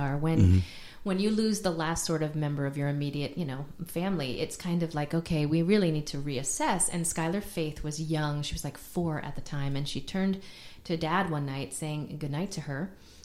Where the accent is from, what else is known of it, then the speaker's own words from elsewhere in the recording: Maplewood, New Jersey, United States; moved away as an adult; also born or lived in New York / Los Angeles; now in Nashville, United States; grew up in New Jersey and did a lot of music in New York and then was in L.A. for a long time